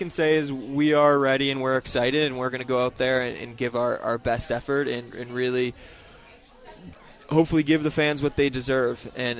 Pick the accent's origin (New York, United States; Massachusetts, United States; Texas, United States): Massachusetts, United States; Boston; Every time I introduce myself, say I'm from Boston, they're like, huh?